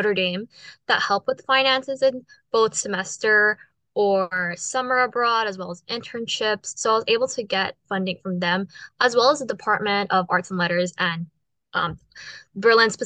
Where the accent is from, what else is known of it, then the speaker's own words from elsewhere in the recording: Guam; moved away; I'm originally from Guam.